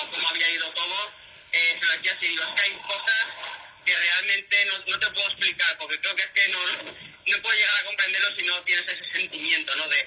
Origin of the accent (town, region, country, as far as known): Spain